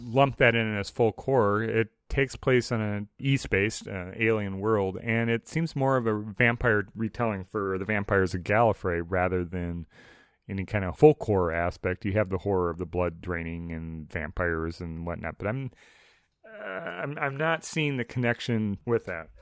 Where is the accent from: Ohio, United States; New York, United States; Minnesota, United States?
Minnesota, United States; Saint Paul; I grew up in the suburbs of the Twin Cities, uh, Saint Paul particularly